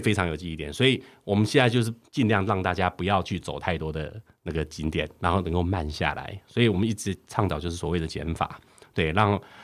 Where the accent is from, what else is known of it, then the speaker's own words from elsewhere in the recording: Hsinchu, Taiwan; 不能叫新竹人， 我对新竹一点都不认识